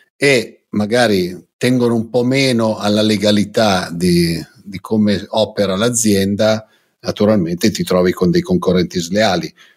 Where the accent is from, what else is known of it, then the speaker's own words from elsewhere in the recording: Lombardy, Italy; io che vengo dalla Lombardia